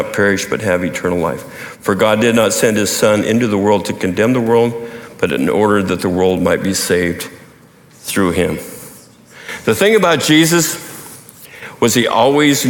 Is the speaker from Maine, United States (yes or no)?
no; Montana, United States; growing up in Montana